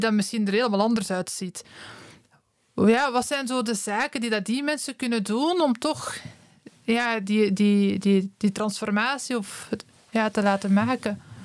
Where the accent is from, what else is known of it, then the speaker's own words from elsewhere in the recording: Werchter, Flanders, Belgium; ik ben van Werchter